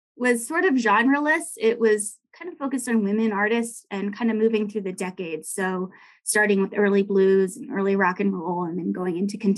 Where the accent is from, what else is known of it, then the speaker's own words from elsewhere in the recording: Washington, District of Columbia, United States; moved away as an adult; now in Jackson, United States; I'm actually originally from Washington, D.C. and grew up just outside the city